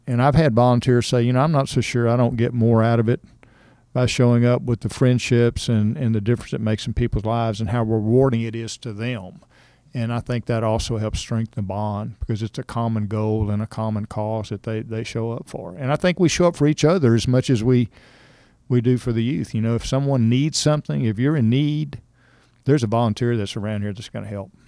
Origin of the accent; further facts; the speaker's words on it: Cypress, Texas, United States; I grew up in Cypress, Texas, so it was fairly rural.